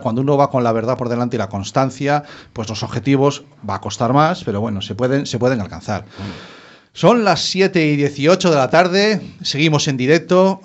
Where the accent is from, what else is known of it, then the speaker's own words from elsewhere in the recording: Maside, Galicia, Spain; yo nací en Maside, en Carballiño